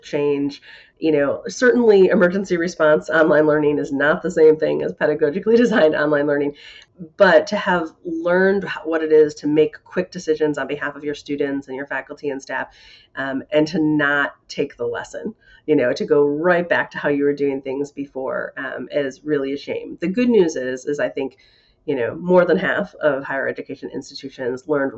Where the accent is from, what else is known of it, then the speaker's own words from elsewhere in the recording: Grayslake, Illinois, United States; I grew up in Grays Lake, Illinois